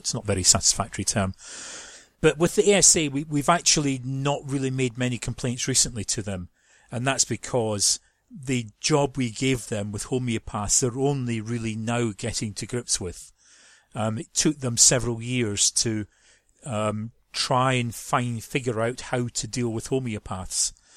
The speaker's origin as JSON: {"language": "English", "region": "Scotland", "country": "United Kingdom", "moved": "as an adult", "lives_now": "London, United Kingdom", "said": "Those who know accents will know I'm, I'm not from London. I am from, from Scotland"}